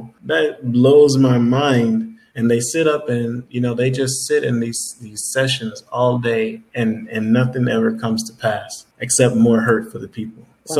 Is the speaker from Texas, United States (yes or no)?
no; Atlanta, Georgia, United States; moved away as an adult; also born or lived in Nigeria (ancestry) / Florida; since I was a youth in Atlanta